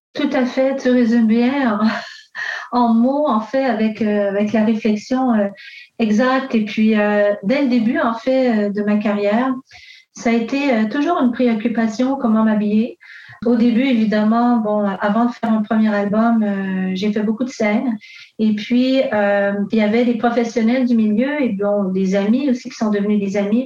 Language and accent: French; Montreal, Quebec, Canada; je suis née ici à Montréal euh, d'une mère québécoise et euh, mon père est italien